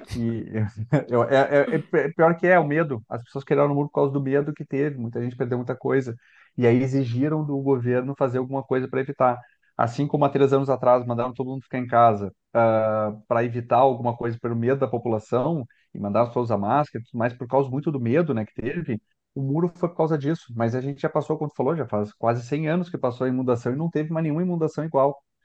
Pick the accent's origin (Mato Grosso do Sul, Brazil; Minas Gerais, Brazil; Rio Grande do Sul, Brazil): Rio Grande do Sul, Brazil; Porto Alegre; eu sou de Porto Alegre, gosto de Porto Alegre